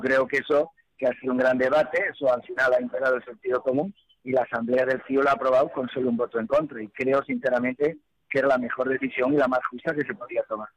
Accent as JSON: {"language": "Spanish", "country": "Spain", "said": "como presidente del COI, como español"}